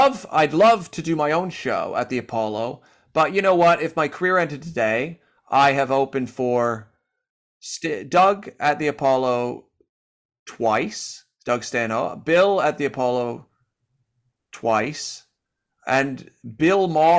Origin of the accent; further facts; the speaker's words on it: Canada; moved away; I've made this my home after living here for 12 years. And I moved from Canada, and lots of my best friends are still in Canada. My family's there.